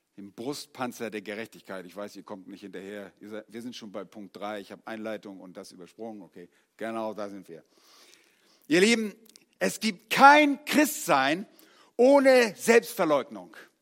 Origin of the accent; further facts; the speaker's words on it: Northern Germany, Germany; moved away; als Norddeutscher